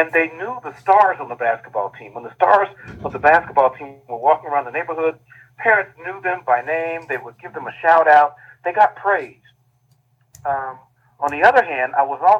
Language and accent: English; Dayton, Ohio, United States; my hometown of Dayton, Ohio